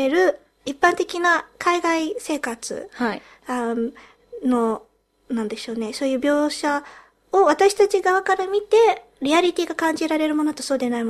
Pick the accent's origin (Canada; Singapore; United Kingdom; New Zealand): United Kingdom; also born or lived in Japan; このポッドキャストは日本生まれイギリス育ちの私たちがロンドンからお送りする日本語とイギリス英語のごちゃ混ぜ双子トークです。